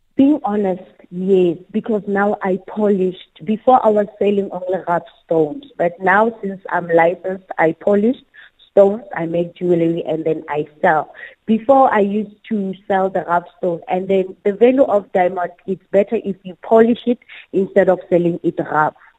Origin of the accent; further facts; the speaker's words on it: Bloemfontein, Free State, South Africa; now in Kimberley, South Africa; I'm from the Free State in uh, uh, a place called uh, Mangaung, mm-hmm. in the, known as Freedom Square. It's mm-hmm. where I grew